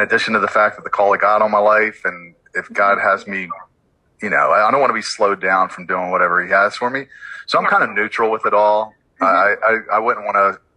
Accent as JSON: {"language": "English", "town": "Baltimore", "region": "Maryland", "country": "United States", "tie": "born or raised there", "said": "I'm from Baltimore, born and raised"}